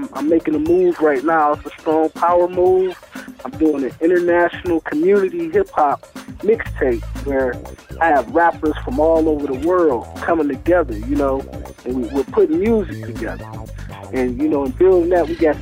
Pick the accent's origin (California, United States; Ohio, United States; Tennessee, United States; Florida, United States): Ohio, United States; Cleveland; I'm from Cleveland